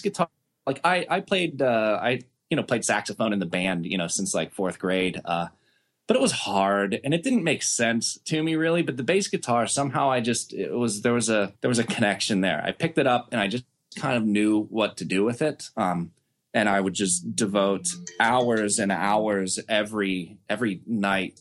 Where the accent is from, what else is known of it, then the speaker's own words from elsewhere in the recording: Pittsburgh, Pennsylvania, United States; growing up in Pittsburgh